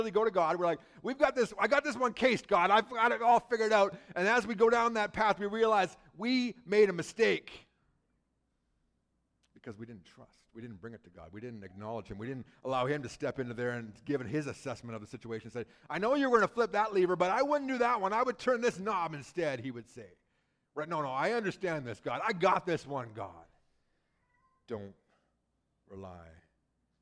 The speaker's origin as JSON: {"language": "English", "region": "British Columbia", "country": "Canada", "tie": "born or raised there", "moved": "yes", "said": "I grew up in British Columbia"}